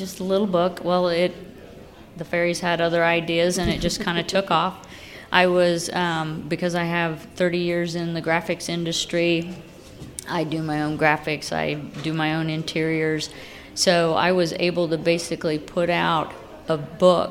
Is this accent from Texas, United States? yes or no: no; Lafayette, Indiana, United States; now in Muncie, United States; We moved to Muncie about 20 years ago. I grew up in Lafayette